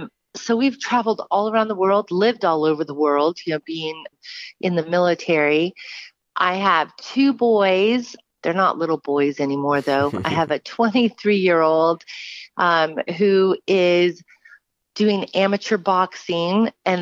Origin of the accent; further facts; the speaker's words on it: Southern California, United States; I'm actually from Southern California, born and raised.